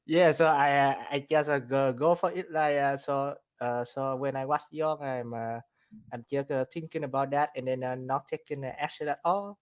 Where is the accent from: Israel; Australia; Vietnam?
Vietnam; now in Houston, United States; I'm from, uh, Vietnam, and then, uh, I, I've been here, uh, in the U S, uh, for, for two thousand ten